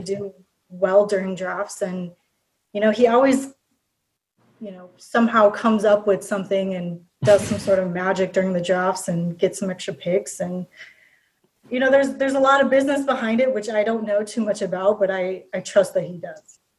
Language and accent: English; Minnesota, United States; born and raised in Minnesota